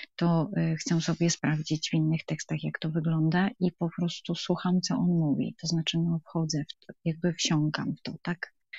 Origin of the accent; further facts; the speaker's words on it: Wrocław, Lower Silesian Voivodeship, Poland; jestem z Wrocławia